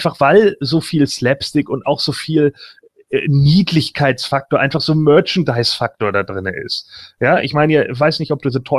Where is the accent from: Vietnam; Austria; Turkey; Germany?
Germany; Northern Germany; Für mich als Norddeutscher ist das vielleicht näher als für andere.